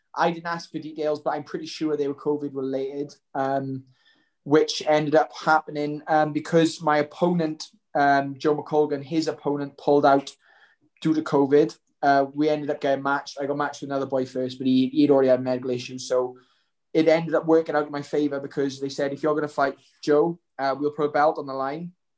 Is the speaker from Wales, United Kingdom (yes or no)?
yes; Welsh, Wales, United Kingdom; I'm Welsh.